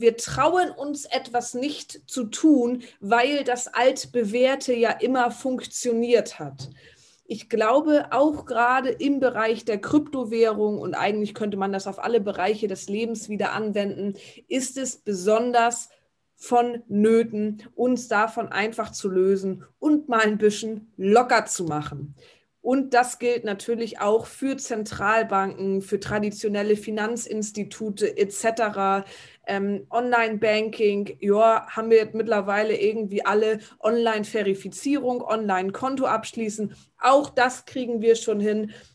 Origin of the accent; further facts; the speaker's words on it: Northern Germany, Germany; bei uns im Norden